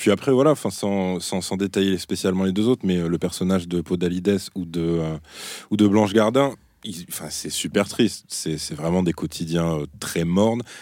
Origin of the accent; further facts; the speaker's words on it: Brittany, France; Ouais, parce que je suis breton, ma, grand-mère a inventé la galette saucisse.